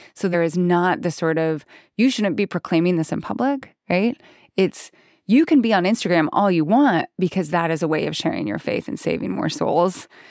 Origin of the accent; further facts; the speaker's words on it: Idaho, United States; I grew up in Idaho